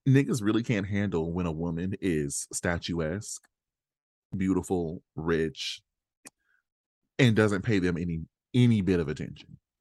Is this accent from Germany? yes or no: no; Australia; I'm Australian